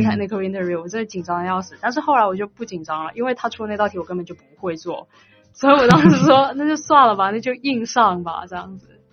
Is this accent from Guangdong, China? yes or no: yes; Guangdong, China; now in Seattle, United States; 我现在是在华大的第二年，然后我是广东人，所以有一点点口音